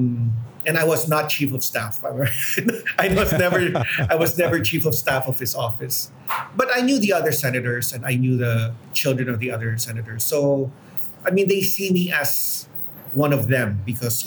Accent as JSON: {"language": "English", "town": "Houston", "region": "Texas", "country": "United States", "tie": "born or raised there", "moved": "yes", "lives_now": "Philippines", "said": "I grew up in Houston"}